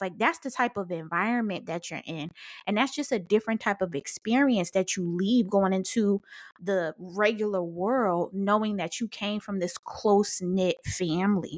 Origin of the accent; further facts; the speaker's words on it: Paterson, New Jersey, United States; I'm from Patterson, so we in the hood.